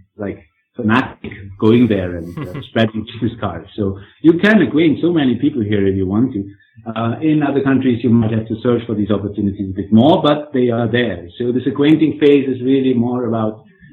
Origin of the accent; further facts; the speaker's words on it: Germany; I'm coming from Germany